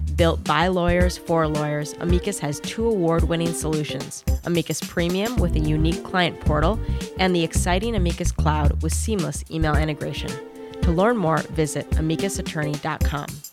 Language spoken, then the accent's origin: English; Minnesota, United States; my home state of Minnesota